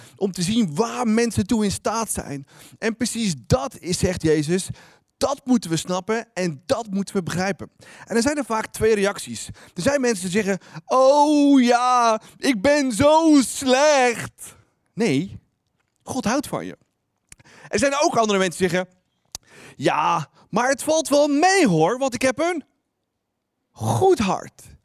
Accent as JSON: {"language": "Dutch", "country": "Netherlands", "said": "als Nederlanders"}